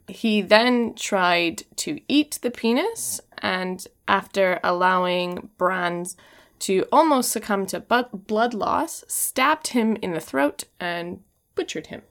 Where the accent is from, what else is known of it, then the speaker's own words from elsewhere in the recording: Washington, United States; I'm from Washington State